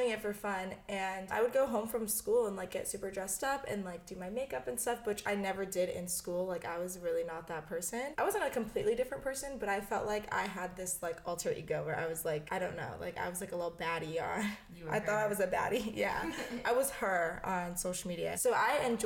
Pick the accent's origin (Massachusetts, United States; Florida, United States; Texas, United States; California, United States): Florida, United States; now in Los Angeles, United States; my family and like my like where I grew up is in Florida